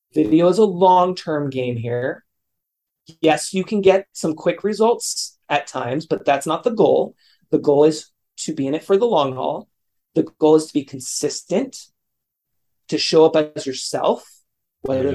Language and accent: English; California, United States; my hometown here in California